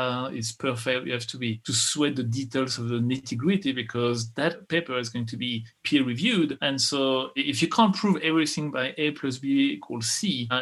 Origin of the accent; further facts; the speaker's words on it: France; English is a second language; moved away as an adult; also born or lived in Texas, United States; now in United States; I was born in France. I'm an American